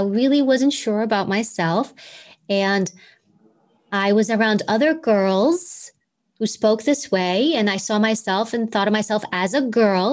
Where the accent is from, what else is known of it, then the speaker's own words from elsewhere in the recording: New York City, New York, United States; accent: New York accent; I grew up in Queens. So we all talk like we're from Queens